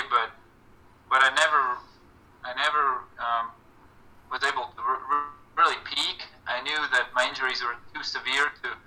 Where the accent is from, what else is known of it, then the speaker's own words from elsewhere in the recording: Latvia; moved away as an adult; also born or lived in Kansas, United States; now in United States; in Latvia, my former coach, my first coach from my hometown, he coached me up until I graduated high school